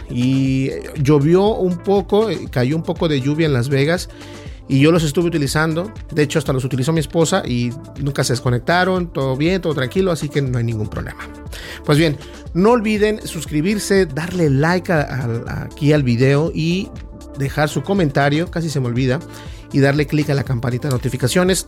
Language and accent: Spanish; Mexico; uno como latino, como hispano, en mi caso mexicano